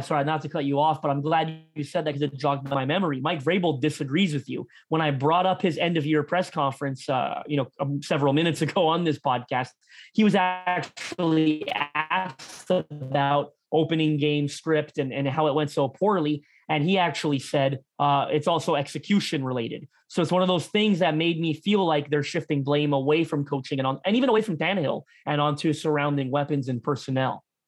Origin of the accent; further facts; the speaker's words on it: Toronto, Ontario, Canada; I'm from Toronto